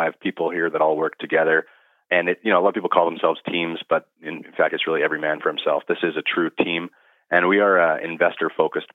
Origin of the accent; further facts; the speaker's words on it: Kelowna, British Columbia, Canada; also born or lived in North Vancouver; Born in North Van. Parents hauled us up here when we were real young. So we came to Kelowna in elementary school. And so, yeah, this is all I've really ever known.